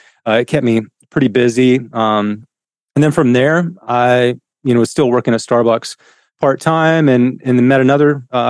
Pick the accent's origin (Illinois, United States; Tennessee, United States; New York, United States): Tennessee, United States; I grew up in East Tennessee. I forgot to mention that. So it's about 4.5 hours here from Nashville.